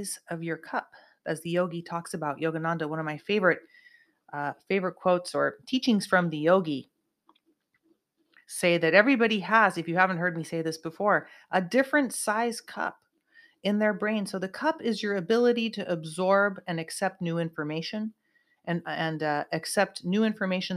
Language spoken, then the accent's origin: English; Santa Cruz, California, United States; now in Southern California, United States; my hometown, Santa Cruz of Northern California